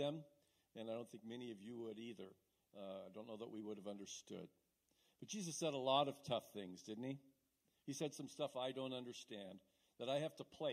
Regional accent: Battle Ground, Washington, United States; moved away as an adult; now in Longview, United States; moved to the Longview area a little over 3 years ago from Battleground. I was born and raised there

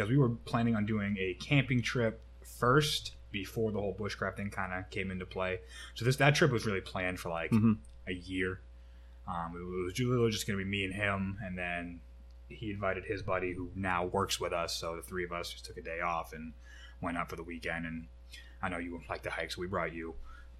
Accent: Ireland; I can compare it to Irish whiskey, because, I mean, me being Irish, and people get a lot of hate for that, but Irish have sensitive palates.

